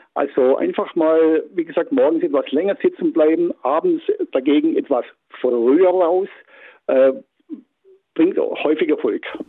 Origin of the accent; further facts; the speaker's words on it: Baden-Württemberg, Germany; bei uns in Baden-Württemberg